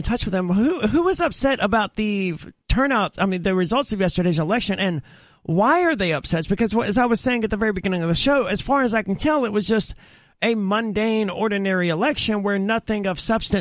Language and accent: English; Mississippi, United States; moved away; I'm originally from Mississippi